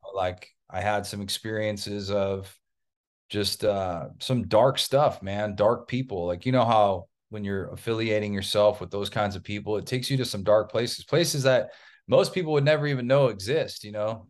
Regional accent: Orange County, Southern California, United States; also born or lived in East Coast; I was raised in Southern California. Typical Southern California kid.

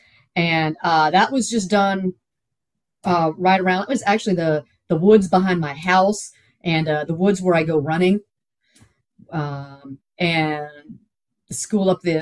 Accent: Houston, Texas, United States; also born or lived in Pittsburgh, Pennsylvania; I'm from Houston. I'm not used to the cold weather.

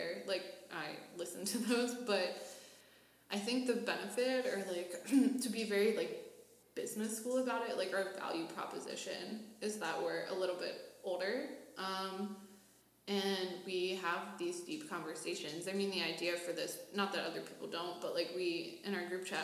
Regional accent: Pittsburgh, Pennsylvania, United States; moved away as an adult; now in Washington, DC, United States; I'm originally from Pittsburgh, so I moved here about 6 months ago

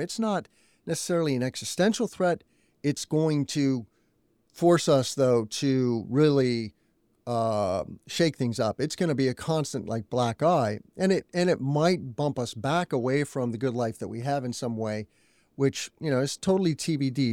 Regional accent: Albuquerque, New Mexico, United States; also born or lived in Indiana; now in Illinois, United States; My family moved to New Mexico when I was two years old

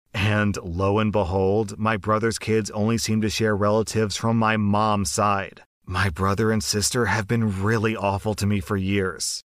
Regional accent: United States; as an American

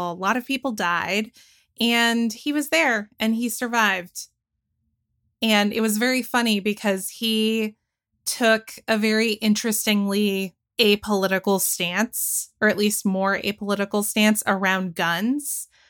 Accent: Georgia, United States; I spent most of my upbringing living in Forsyth County, Georgia

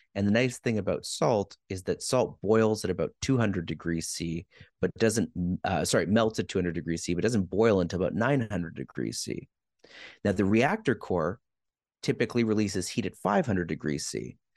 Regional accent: Quebec, Canada; I'm from Quebec

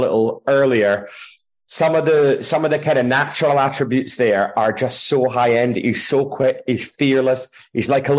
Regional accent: Scotland, United Kingdom; as a Scotsman

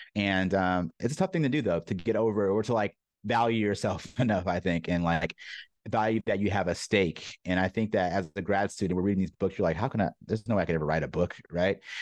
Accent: San Diego, California, United States; also born or lived in New York; I'm born and raised in Southern California, San Diego specifically.

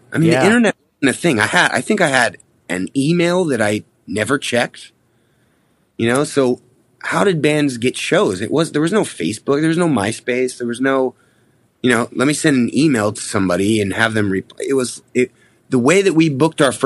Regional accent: Seattle, Washington, United States; I'm from Seattle

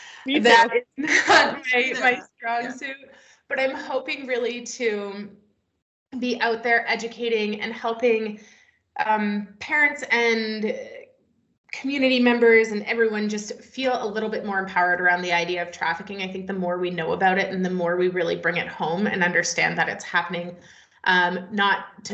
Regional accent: British Columbia, Canada; I am located in Canada now. I came back to my homeland, so I'm in British Columbia

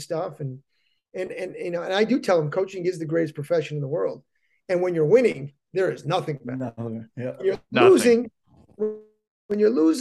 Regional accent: Hartford, Connecticut, United States; I grew up in Hartford

